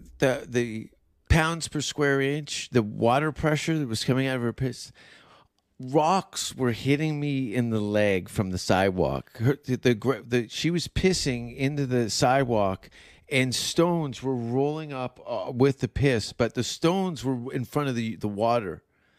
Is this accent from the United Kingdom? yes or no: no; Canada; I know those huskies. I'm Canadian. I'm half husky.